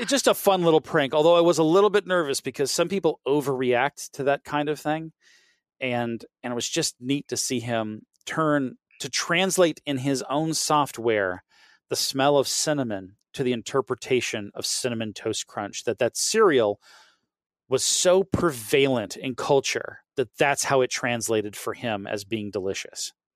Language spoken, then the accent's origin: English; the South, United States; I'm from the South and the South pronounces things badly